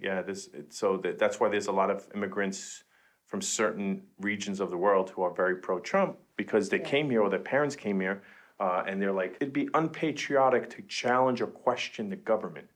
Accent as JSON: {"language": "English", "town": "New York City", "region": "New York", "country": "United States", "said": "Jen and I are both from Queens"}